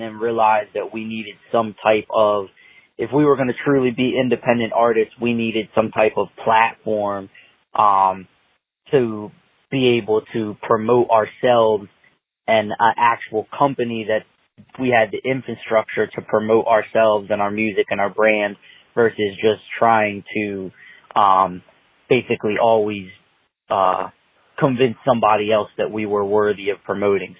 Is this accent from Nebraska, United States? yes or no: no; Sussex County, Delaware, United States; not born, but raised, lived my whole life from the time I was a baby in Sussex County, Delaware.